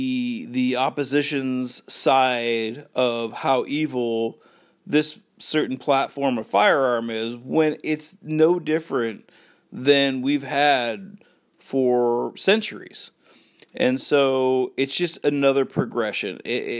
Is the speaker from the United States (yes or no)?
yes; Washington, United States; But for me growing up in Washington, there's really no squirrels you can hunt.